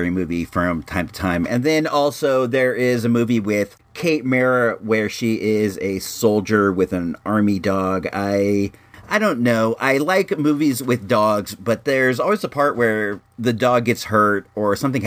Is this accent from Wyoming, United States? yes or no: no; California, United States; I come from California